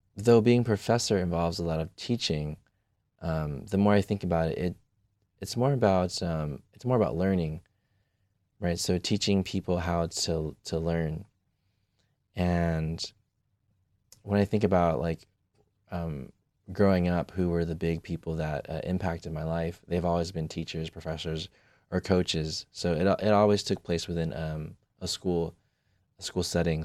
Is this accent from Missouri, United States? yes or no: no; California, United States; moved away as an adult; now in Michigan, United States; I grew up in California, I did everything in California